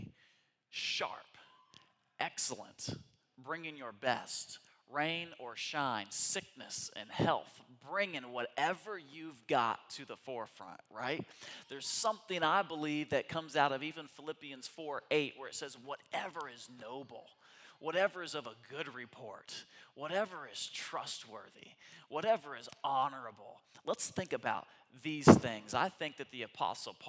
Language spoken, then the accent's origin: English; United States